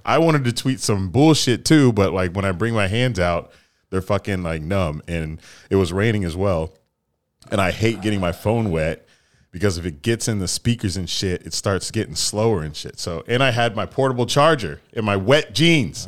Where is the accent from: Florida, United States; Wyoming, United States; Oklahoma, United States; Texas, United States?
Florida, United States; I'm from Florida